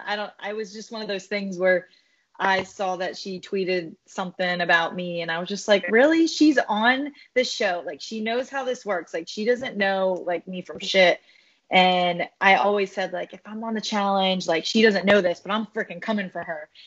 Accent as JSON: {"language": "English", "country": "Philippines", "said": "I'm Filipino"}